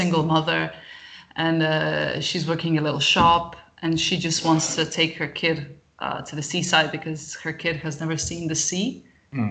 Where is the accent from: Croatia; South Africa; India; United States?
Croatia; also born or lived in United Kingdom; I'm Croatian